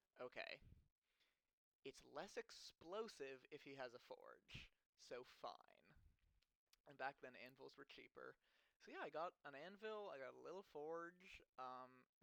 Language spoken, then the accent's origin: English; Los Angeles, California, United States; I'm from Los Angeles. I grew up in the center of LA.